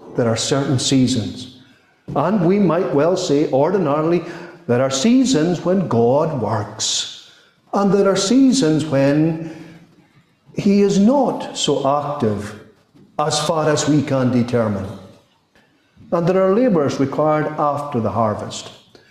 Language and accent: English; Scotland, United Kingdom; As far as our Scottish tradition is concerned